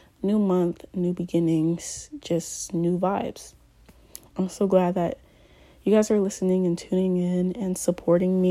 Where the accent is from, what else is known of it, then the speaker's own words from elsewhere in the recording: Columbus, Ohio, United States; also born or lived in Ghana; I grew up in Columbus, Ohio, but, you know, I also lived in Ghana for a year